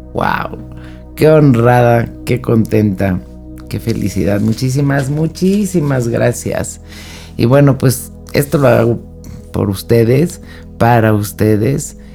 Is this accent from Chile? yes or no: no; Mexico; México, que es de donde yo soy